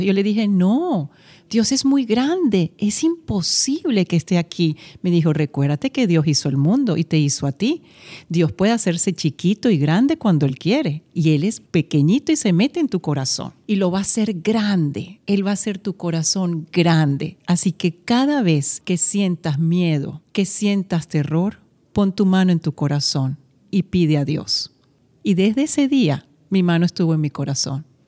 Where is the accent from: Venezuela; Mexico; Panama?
Venezuela; also born or lived in Madrid, Spain; mi país, donde crecí, donde me formé y tuve también la oportunidad de tener pues mi nacionalidad como venezolana